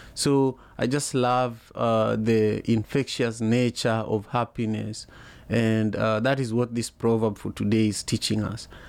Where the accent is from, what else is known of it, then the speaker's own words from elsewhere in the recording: Kenya; I remember as a kid growing up in Manyata, uh, you know, it's a neighborhood, the neighborhood I grew up